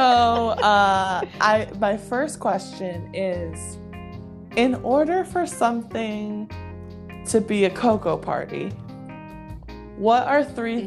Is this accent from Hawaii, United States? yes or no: yes; Hawaii, United States; I grew up in Hawaii where white people weren't the minority, but they weren't the majority